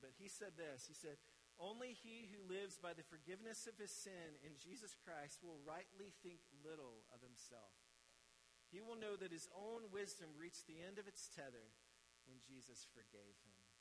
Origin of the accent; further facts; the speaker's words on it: Mississippi, United States; now in South Carolina, United States; I grew up in Mississippi, and now I live in South Carolina